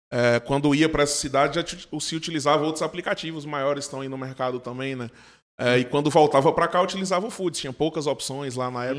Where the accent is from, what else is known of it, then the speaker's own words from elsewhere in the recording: Livramento de Nossa Senhora, Bahia, Brazil; moved away as an adult; also born or lived in Juazeiro/Petrolina; now in Petrolina, Brazil; eu não sou daqui de Juazeiro, de Petrolina, sou de uma cidade do sudoeste da Bahia chamada Livramento de Nossa Senhora e vim para cá para estudar engenharia de produção na Univasse